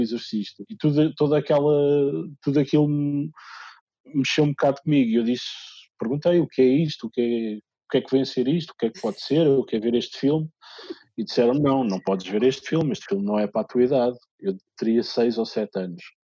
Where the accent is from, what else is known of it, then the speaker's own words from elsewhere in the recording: Lisbon, Portugal; also born or lived in Minho; eu nasci em Lisboa, uh, embora toda a minha família seja minhota